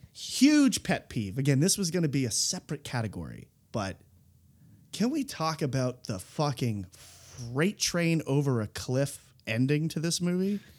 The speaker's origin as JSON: {"language": "English", "region": "East Coast", "country": "United States", "said": "I'm an East Coaster"}